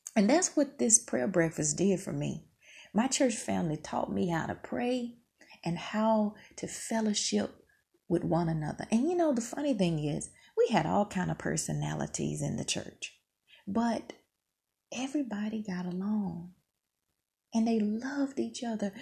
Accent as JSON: {"language": "English", "region": "Mississippi", "country": "United States", "tie": "born or raised there", "moved": "yes", "said": "I grew up in Mississippi"}